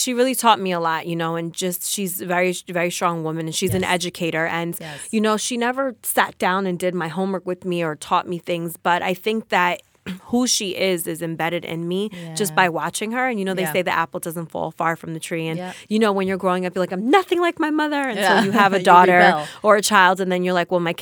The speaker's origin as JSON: {"language": "English", "town": "Passaic", "region": "New Jersey", "country": "United States", "tie": "born or raised there", "said": "I am from Passaic, New Jersey. I'm right here from the backyard of New Jersey."}